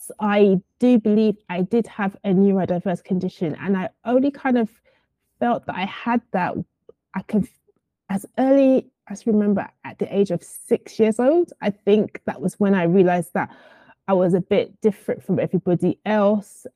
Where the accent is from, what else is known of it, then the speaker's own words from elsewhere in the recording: London, United Kingdom; also born or lived in Surrey; I come from Southeast London. I used to live in an area called Camberwell, but I currently stay in an area called Bermondsey.